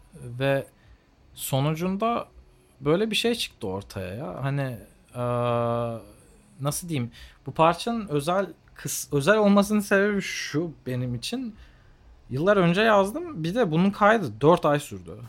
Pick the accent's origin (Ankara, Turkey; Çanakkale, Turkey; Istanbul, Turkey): Ankara, Turkey; Ankaralıyız hep beraber zaten